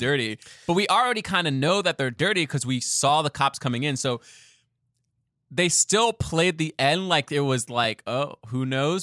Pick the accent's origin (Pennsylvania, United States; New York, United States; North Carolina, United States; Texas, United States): New York, United States; New York City; as a New Yorker